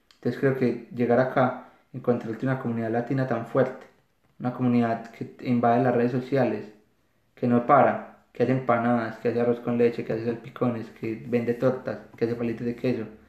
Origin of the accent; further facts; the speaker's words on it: Medellín, Antioquia, Colombia; moved away as an adult; now in Australia; yo soy de Medellín